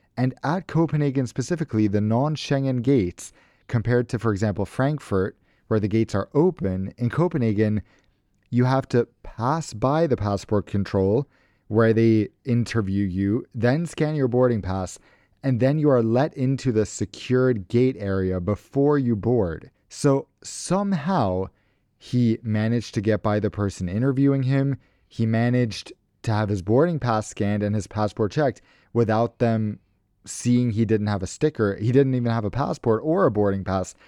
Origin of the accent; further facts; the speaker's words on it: United States; I'm American